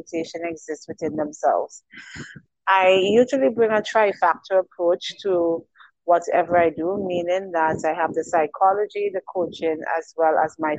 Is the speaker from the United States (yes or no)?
no; St. Vincent & Grenadines; I am an island girl. I'm from the Eastern Caribbean. St. Vincent and the Grenadines, to be exact